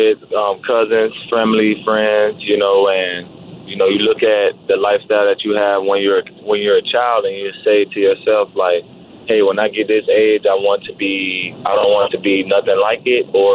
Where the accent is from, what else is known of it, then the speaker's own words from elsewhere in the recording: Miami, Florida, United States; I'm from Miami, Florida